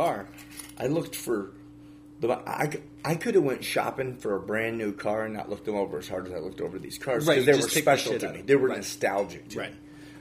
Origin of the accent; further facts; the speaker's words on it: the North, United States; in my family is both from the South. So even growing up in the North, I heard this for years as I was growing up.